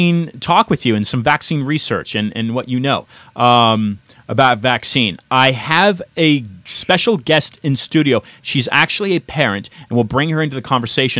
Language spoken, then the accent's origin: English; San Francisco, California, United States; moved away as an adult; now in Miami Beach, United States; I'm originally from San Francisco